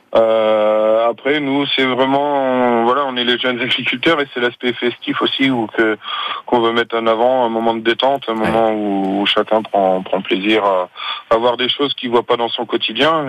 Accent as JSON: {"language": "French", "area": "North Mayenne", "region": "Pays de la Loire", "country": "France", "said": "chez nous dans le Nord Mayenne"}